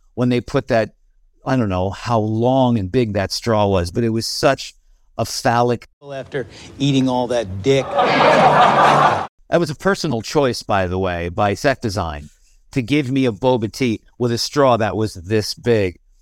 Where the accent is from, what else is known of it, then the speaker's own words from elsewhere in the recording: Albany, New York, United States; moved away as an adult; now in California, United States; I grew up in Albany, New York, and lived in New York, um, pretty much my whole life until I moved out to California in two thousand